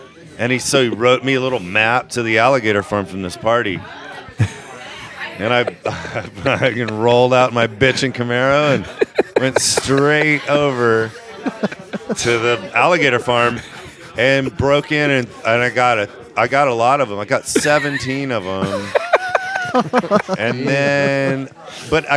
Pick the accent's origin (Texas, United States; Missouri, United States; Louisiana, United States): Louisiana, United States; Minden; I'm from Minden